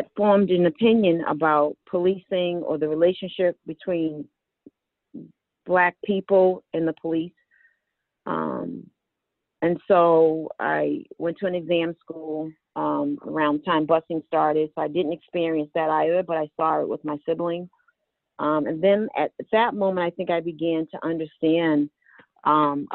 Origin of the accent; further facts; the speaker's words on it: Boston, Massachusetts, United States; I grew up in Mattapan